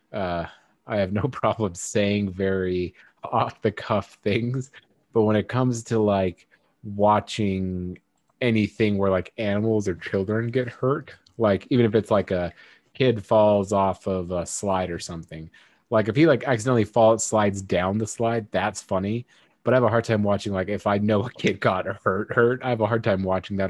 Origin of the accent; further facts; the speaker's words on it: United States; I'm an American